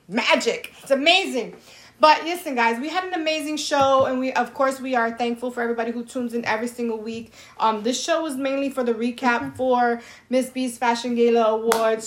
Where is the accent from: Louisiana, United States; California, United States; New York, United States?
New York, United States; I'm from New York